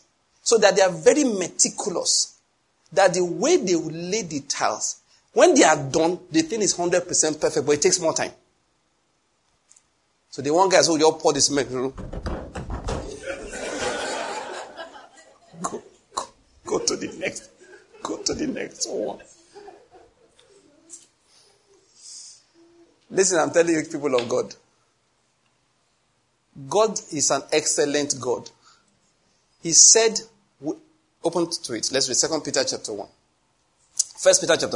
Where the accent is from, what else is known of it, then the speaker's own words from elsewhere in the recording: Enugu, Enugu State, Nigeria; I come from Enugu where buildings are stone-coated roofs